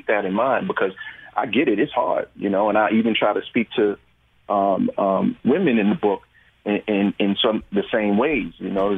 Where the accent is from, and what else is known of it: New York, United States